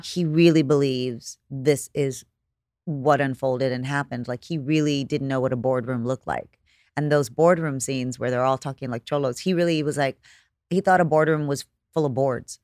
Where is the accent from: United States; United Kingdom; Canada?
United States; Corpus Christi, Texas; moved away as an adult; also born or lived in California; I'm from Corpus